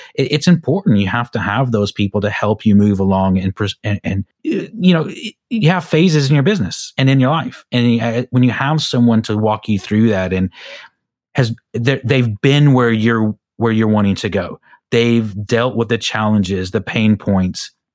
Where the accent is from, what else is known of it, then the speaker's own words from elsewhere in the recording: United States; now in United Kingdom; I'm an American, so back in America